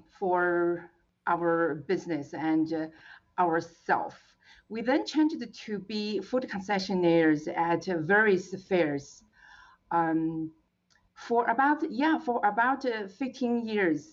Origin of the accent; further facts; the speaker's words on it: China; English is a second language; moved away as an adult; also born or lived in California; now in United States; I came from China about 25 years ago with one suitcase, one handbag, and an American dream in my heart